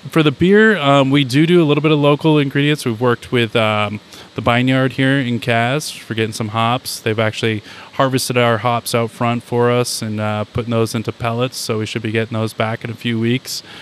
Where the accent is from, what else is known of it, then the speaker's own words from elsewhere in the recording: New Hampshire, United States; now in Cazenovia, United States; I grew up in New Hampshire